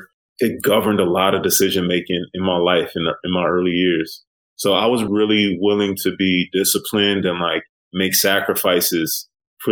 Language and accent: English; Aurora, Illinois, United States; I'm originally from the Midwest. I grew up in a working class suburb outside Chicago, city called Aurora